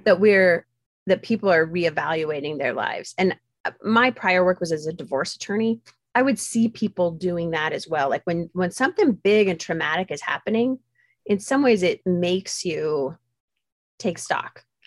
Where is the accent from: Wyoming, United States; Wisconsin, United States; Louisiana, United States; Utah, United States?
Utah, United States; I grew up very isolated in Utah